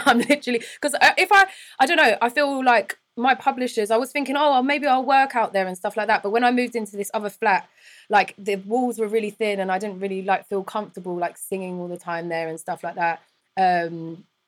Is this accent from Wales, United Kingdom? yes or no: no; London, United Kingdom; accent: London; moved away as an adult; also born or lived in New York; I'm from England, from London